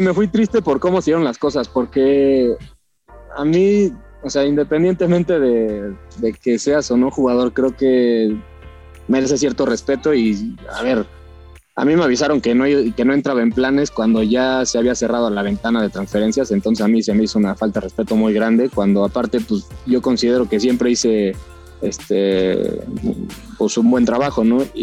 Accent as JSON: {"language": "Spanish", "town": "Cuernavaca", "region": "Morelos", "country": "Mexico", "tie": "born or raised there", "also_born_or_lived": "Mexico City", "said": "yo nací en la Ciudad de México, pero siempre viví en Cuernavaca"}